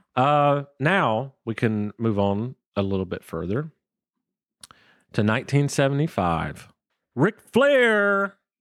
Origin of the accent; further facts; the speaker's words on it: Waycross, Georgia, United States; moved away as an adult; now in Atlanta, United States; I grew up in Waycross, Georgia